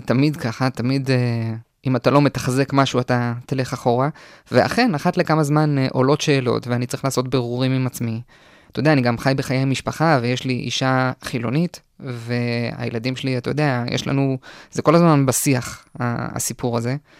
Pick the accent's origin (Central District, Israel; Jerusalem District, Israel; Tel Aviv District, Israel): Central District, Israel; Kochav Yair; also born or lived in Ra'anana, Israel; now in Galilee, Israel; ברעננה עד גיל שבע